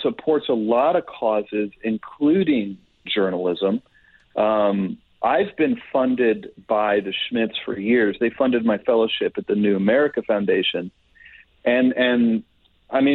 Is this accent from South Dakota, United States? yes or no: no; Kansas City, Missouri, United States; moved away as an adult; also born or lived in Washington, D.C.; I live in Kansas City. I was born and raised in Kansas City